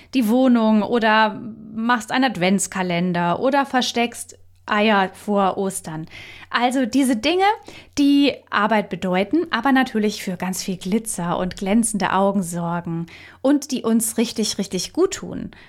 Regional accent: Germany; bei uns in Deutschland

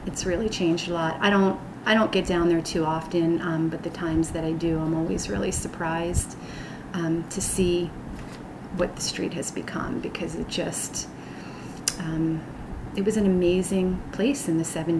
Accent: Philadelphia, Pennsylvania, United States; I was born in 1965 in Philadelphia. Pretty much born and raised here. I moved around a little bit early on, but was a South Street kid most of my life.

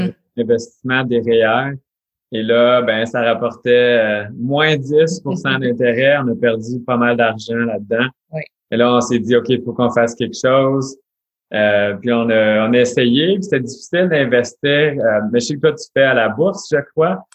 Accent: Ontario, Canada; on est franco-ontarien. Alors oui, on parle français, tout ça, mais on habite en Ontario

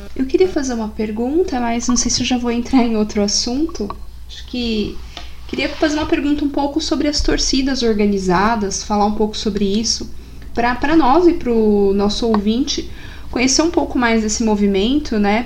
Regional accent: São Paulo, Brazil; eu sou de Itaquera, então minha família, meu pai é corintiano, meus vizinhos eram corintianos.

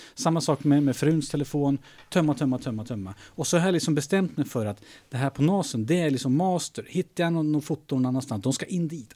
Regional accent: Skokloster, Uppsala County, Sweden; moved away; Jag är uppväxt i Skokloster.

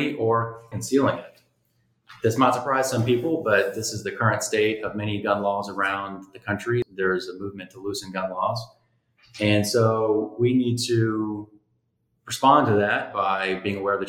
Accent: Austin, Texas, United States; also born or lived in Dallas; As a fifth generation Texan and someone who was born and bred in Austin

